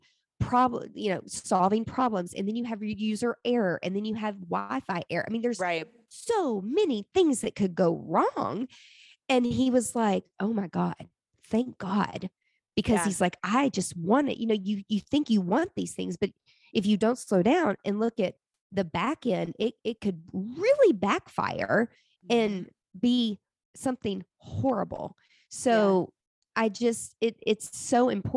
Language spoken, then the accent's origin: English; the South, United States; I'm from the South.